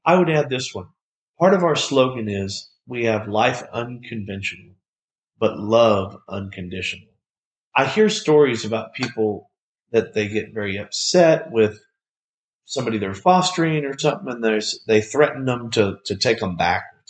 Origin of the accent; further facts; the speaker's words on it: Bartlett, United States; Me and several of my friends from my hometown of Bartlett